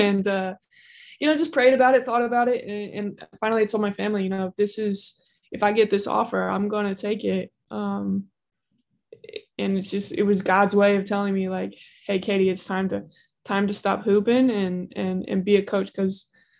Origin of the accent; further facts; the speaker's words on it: Indianapolis, Indiana, United States; It's in Indianapolis. It's in my hometown